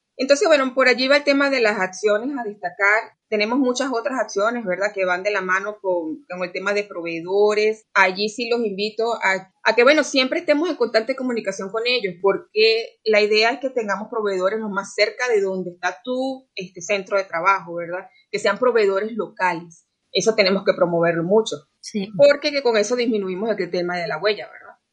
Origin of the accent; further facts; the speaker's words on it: Venezuela; now in Costa Rica; efectivamente soy venezolana, pero de verdad que aquí me he sentido como en casa